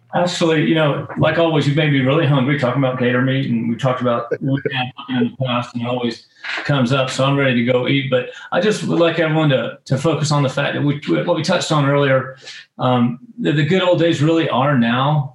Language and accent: English; North Florida, United States; moved away; also born or lived in South Georgia / South Texas / the West; I'm from North Florida as a kid and you know, really grew up hunting in the South Georgia swamps